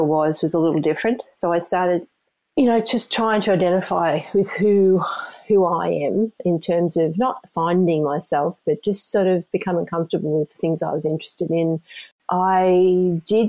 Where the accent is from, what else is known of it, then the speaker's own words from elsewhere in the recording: Sydney, New South Wales, Australia; moved away as an adult; also born or lived in Queensland; now in United States; I'm originally from Australia. I grew up in a place called the Sutherland Shire.